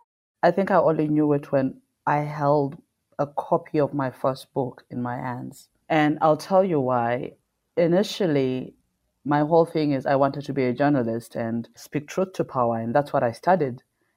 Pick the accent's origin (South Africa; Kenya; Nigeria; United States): South Africa; Well, I'm South African Zimbabwean. My mom is Zimbabwean.